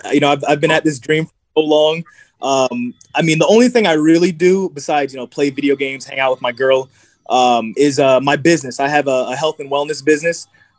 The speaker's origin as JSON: {"language": "English", "country": "Jamaica", "lives_now": "Ohio, United States", "said": "you know, I'm Jamaican, so, you know, sea moss is something that's been a part of our culture for years. Me being in Ohio, it's not really there."}